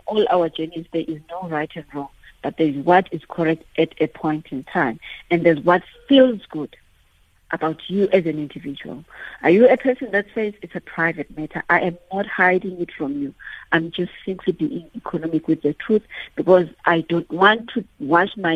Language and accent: English; Eastern Cape, South Africa; I'm from the Eastern Cape